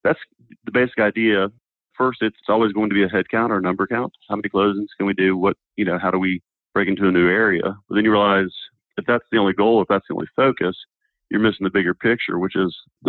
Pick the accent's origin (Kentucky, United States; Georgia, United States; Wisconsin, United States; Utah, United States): Georgia, United States; Snellville; also born or lived in Minnesota / Massachusetts; I was born in Minnesota, but moved here at age 6 months and grew up in Snellville, Georgia.